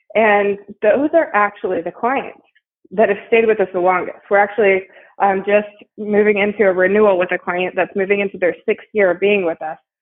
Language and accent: English; Ohio, United States; moved away as an adult; also born or lived in Texas; now in Houston, United States; I actually grew up in Ohio, and I made it down here to to Texas as quick as I could, and I have been here for about twelve years